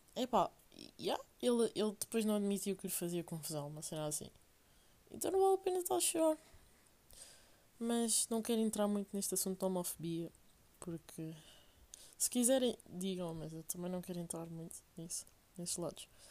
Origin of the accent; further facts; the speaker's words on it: Portugal; venho de Portugal